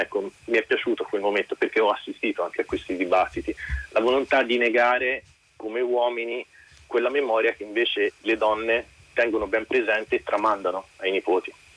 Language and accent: Italian; Tuscany, Italy; io sono un continentale, sono toscano